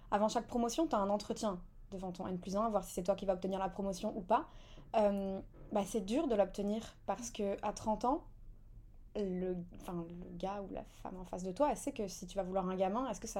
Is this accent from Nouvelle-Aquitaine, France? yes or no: yes; Bordeaux, Nouvelle-Aquitaine, France; now in Paris, France; nous on est de Bordeaux